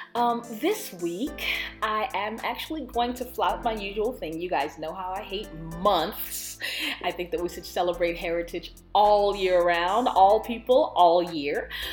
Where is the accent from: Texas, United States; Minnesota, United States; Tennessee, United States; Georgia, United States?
Texas, United States; as a Texan, we learn very limited history often